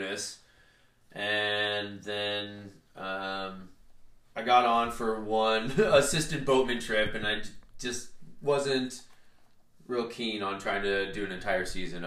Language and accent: English; Cave Junction, Oregon, United States; now in Grants Pass, United States; I grew up in a really small town called Cave Junction. It is located in southern Oregon